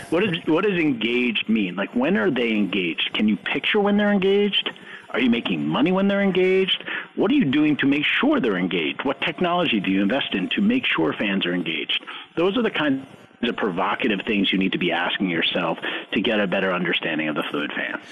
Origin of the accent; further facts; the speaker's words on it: New York, United States; I grew up in New York